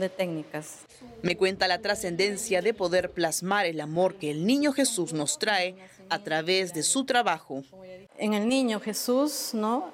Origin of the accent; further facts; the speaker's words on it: Piura, Peru; mi tierra, la tierra de mis padres